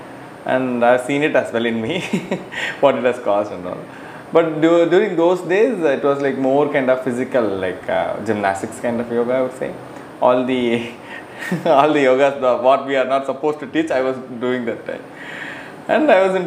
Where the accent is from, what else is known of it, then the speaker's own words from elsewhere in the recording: Cuddalore, Tamil Nadu, India; I am from Cuddalore, actually, Anna. Like, Cuddalore is near to Pondicherry.